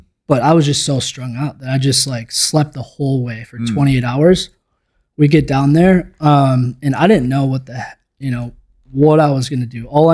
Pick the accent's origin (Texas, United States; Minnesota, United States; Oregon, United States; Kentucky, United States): Minnesota, United States; I grew up in Minnesota